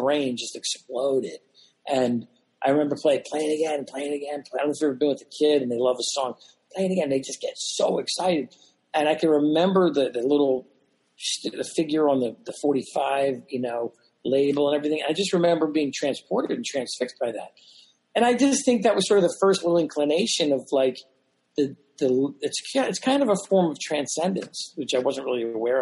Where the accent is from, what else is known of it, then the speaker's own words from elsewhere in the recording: Philadelphia, Pennsylvania, United States; I grew up in Philadelphia